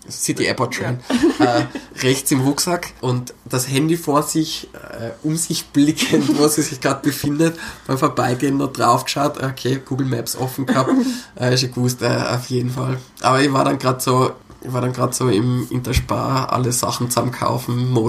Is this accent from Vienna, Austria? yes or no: no; Innsbruck, Tyrol, Austria; ich bin Innsbrucker, ich bin so oft hin und her gefahren